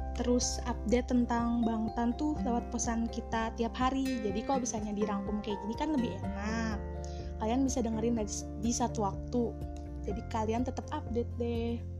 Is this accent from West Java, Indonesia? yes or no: yes; Bandung, West Java, Indonesia; aku asalnya Bandung